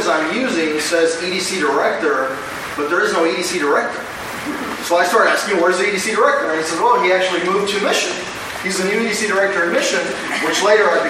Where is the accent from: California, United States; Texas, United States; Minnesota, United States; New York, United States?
Texas, United States; Brownsville; moved away as an adult; also born or lived in Austin / Washington, D.C. / Rio Grande Valley; I was born and raised in Brownsville, moved to Austin, went to college in Austin, moved to D.C., worked in D.C., came to the Valley